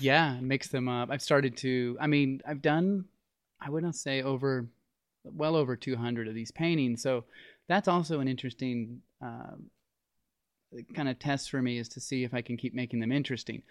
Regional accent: Las Vegas, Nevada, United States; I grew up in Las Vegas

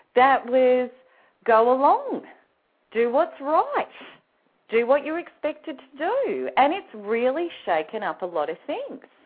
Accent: Australia; the only Aussie on the Snap Out of It network

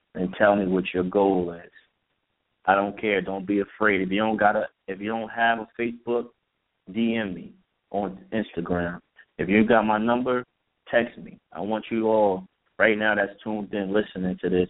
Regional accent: Elizabeth, New Jersey, United States; I'm from Hard Rocks, North Elizabeth, New Jersey.

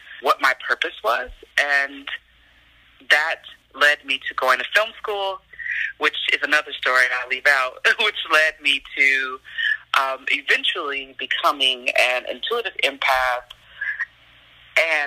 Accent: Chicago, Illinois, United States; moved away as an adult; I'm from Chicago, born and raised

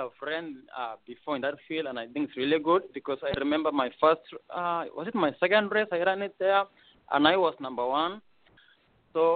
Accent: Eldoret, Uasin Gishu County, Kenya; moved away as an adult; now in Anchorage, United States; I'm from Eldoret, Kenya.

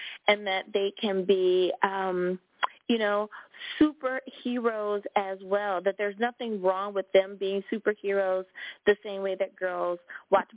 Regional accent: United States; my home country, the good old U.S.

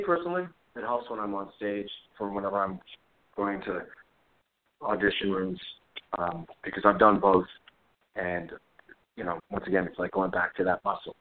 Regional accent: Montreal, Quebec, Canada; moved away as an adult; also born or lived in New York City; I'm from Montreal

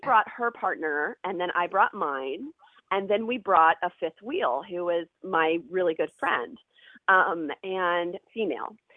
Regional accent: Ohio, United States; moved away as an adult; also born or lived in New York; I grew up in Ohio, which is like, you know, cornfields and cows

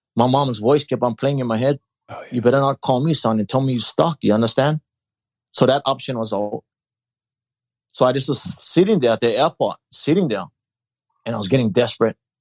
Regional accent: Hawaii, United States; moved away as an adult; also born or lived in Alaska; I grew up in Hawaii.

